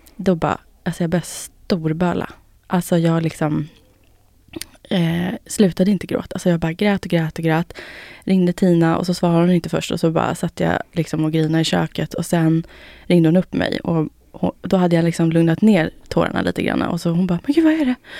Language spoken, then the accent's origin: Swedish; Finland; Jag är finne